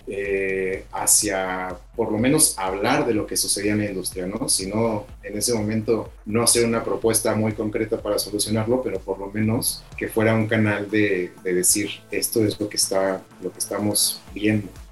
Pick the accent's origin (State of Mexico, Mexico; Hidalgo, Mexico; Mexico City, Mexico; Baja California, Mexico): State of Mexico, Mexico; moved away as an adult; also born or lived in Oaxaca; Yo soy originario del Estado de México y, me, mudé a Oaxaca